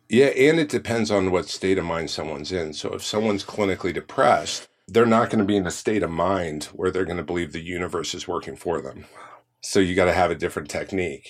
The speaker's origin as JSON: {"language": "English", "area": "Orange County", "region": "California", "country": "United States", "tie": "born or raised there", "said": "I grew up in Orange County"}